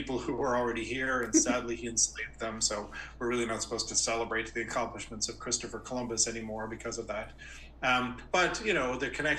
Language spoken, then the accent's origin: English; Ireland; moved away as an adult; also born or lived in Dublin; now in United States; While I was born in the United States, I was just a wee lad when my family moved to Ireland. I think I was about 5 years old, and I grew up in Ireland